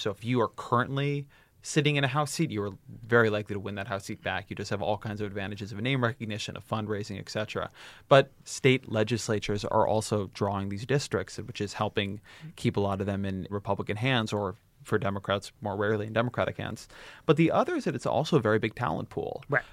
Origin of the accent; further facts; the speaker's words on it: California, United States; I grew up in California.